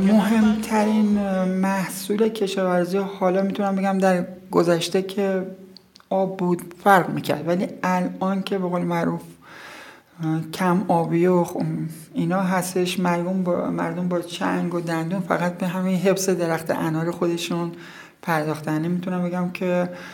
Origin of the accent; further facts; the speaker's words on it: Taft, Yazd Province, Iran; زاده اینجا هستم در روستای مبارکه به دنیا اومدم